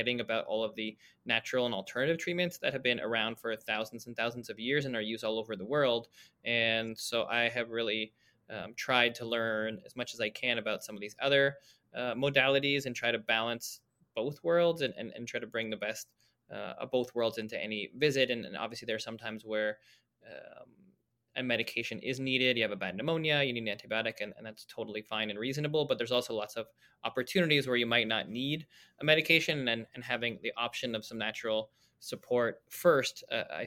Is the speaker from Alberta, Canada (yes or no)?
no; Toronto, Ontario, Canada; I grew up in Toronto